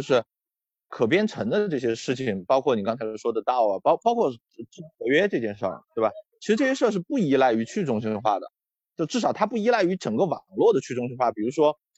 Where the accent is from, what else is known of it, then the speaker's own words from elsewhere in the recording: Chengdu, Sichuan, China; 我是个成都人